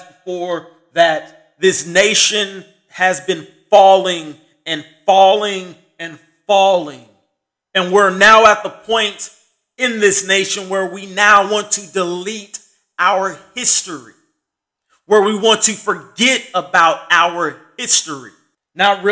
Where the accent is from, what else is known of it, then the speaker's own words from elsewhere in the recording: United States; just as an American